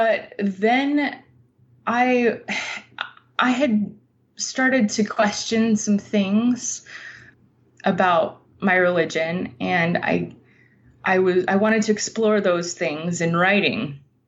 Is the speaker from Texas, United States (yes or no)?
no; Utah, United States; moved away as an adult; also born or lived in Europe; my own culture that I grew up with in Utah